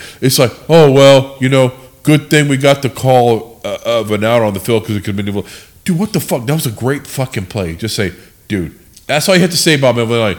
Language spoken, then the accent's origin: English; San Diego, California, United States; we're from fucking San Diego.